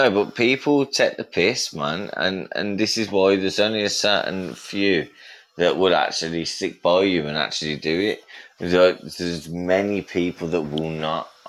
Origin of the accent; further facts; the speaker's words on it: England, United Kingdom; I get away with it as well because yeah. I'm English.